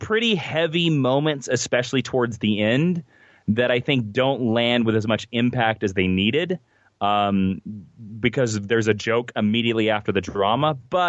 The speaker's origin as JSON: {"language": "English", "region": "Kansas", "country": "United States", "said": "And because I'm from Kansas and, you know, I'm from the four-state area."}